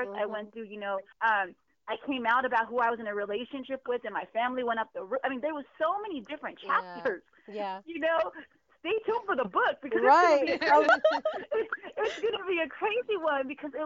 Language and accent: English; San Diego, California, United States; also born or lived in Pearl Valley; I've been in San Diego since I was like 3 months old, so I'm a San Diego native